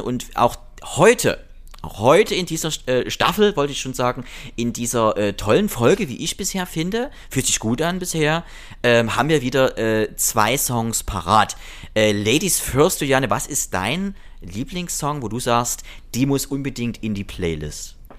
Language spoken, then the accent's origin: German; Germany; ich komme ja aus der Generation DDR, ein Land, was es nicht mehr gibt